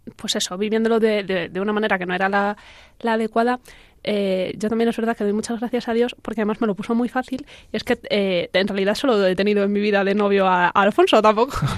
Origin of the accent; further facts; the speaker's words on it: Talavera de la Reina, Castilla-La Mancha, Spain; moved away as an adult; also born or lived in Madrid; los dos somos de Talavera, pero los dos estudiamos en Madrid